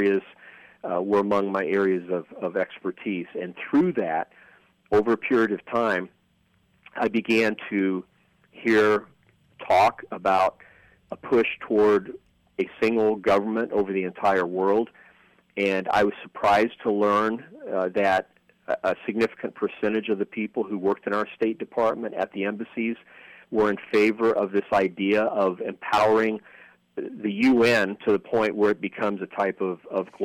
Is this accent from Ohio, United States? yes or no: yes; Dayton, Ohio, United States; I was growing up in Dayton, Ohio, which is where I was born after my parents came over